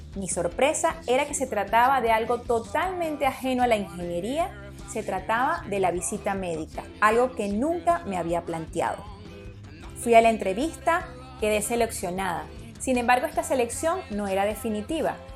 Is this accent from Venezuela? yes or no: yes; Venezuela; Soy venezolana